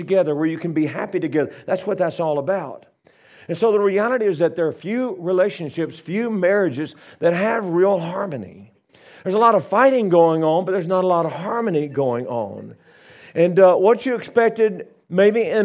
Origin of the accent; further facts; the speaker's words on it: Louisiana, United States; moved away as an adult; now in Colorado, United States; I'm from Louisiana originally. We've been living in Colorado for about 35, 6 years